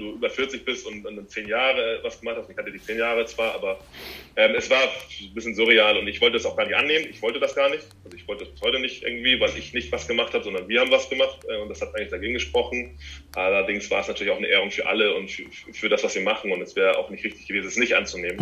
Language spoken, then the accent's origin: German; Hamburg, Germany; ich mache das hier zu Hause, wo ich herkomme